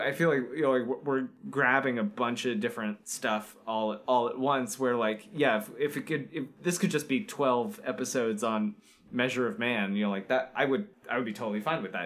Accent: Florida, United States; growing up in Florida

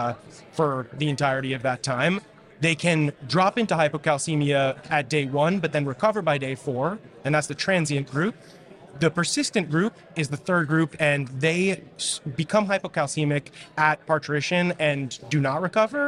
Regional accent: New York City, New York, United States; I grew up in New York City

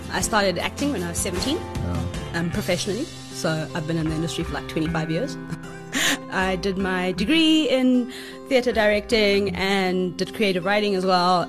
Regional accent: South Africa; We're South African filmmakers

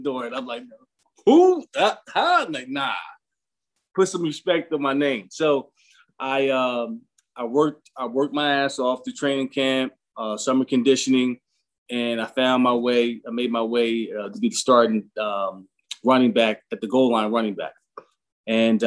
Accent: Philadelphia, Pennsylvania, United States; I grew up in Philadelphia

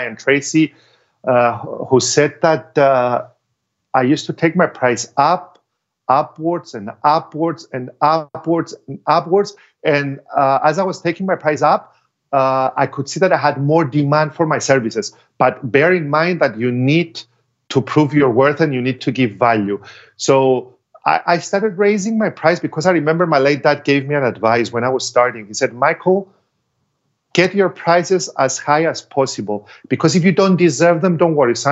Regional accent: Cyprus; in my home country, because I cannot charge double of what I charge abroad and charge less in Cyprus

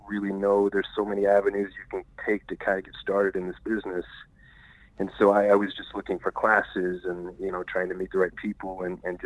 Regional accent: Indiana, United States; also born or lived in Kentucky / Nashville, Tennessee; now in Los Angeles, United States; I grew up in Indiana, lived in Kentucky for quite some time, moved to Nashville, and then I ended up in Los Angeles about 10 years ago

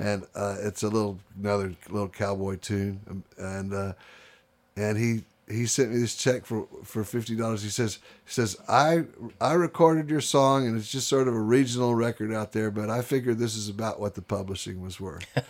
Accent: Houston, Texas, United States; moved away as an adult; I grew up in Houston, Texas

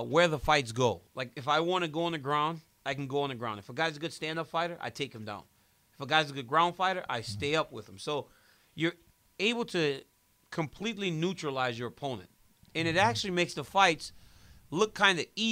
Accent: Louisiana, United States; my whole life growing up in Louisiana

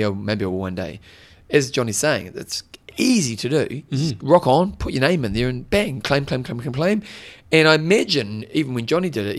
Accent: Hamilton, Waikato, New Zealand; I was brought up in Hamilton

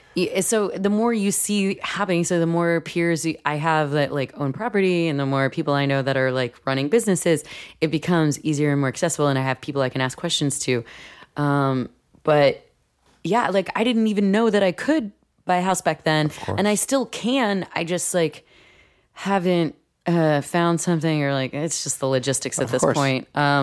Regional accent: New York City, New York, United States; and growing up in New York too, and like living in New York City, I didn't know anyone else that owned a house or owned property.

